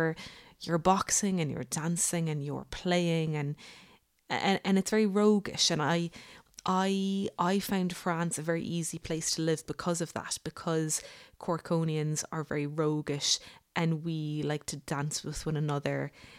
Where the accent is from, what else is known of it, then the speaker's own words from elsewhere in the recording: Cork, Munster, Ireland; now in Westport, Ireland; growing up in Cork